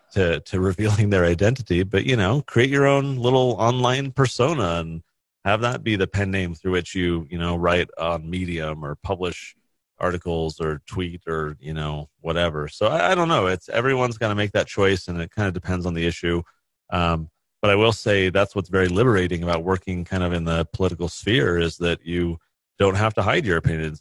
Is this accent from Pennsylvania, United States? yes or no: no; California, United States; now in Utah, United States; I grew up in California.